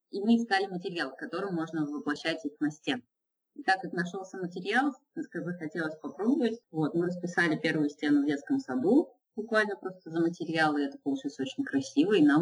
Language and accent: Russian; Izhevsk, Udmurtia, Russia; born there; Ну, вообще я иллюстратор, и еще я расписываю стены. Э, вообще я родилась в Ижевске.